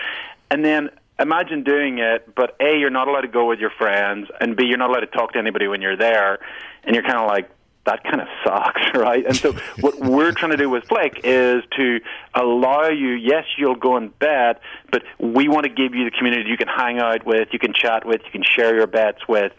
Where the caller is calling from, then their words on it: New York, United States; I'm calling here from New York.